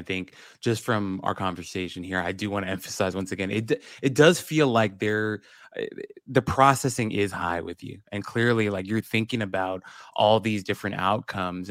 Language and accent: English; United States; I'm Korean American, grew up in the States, but my parents are Korean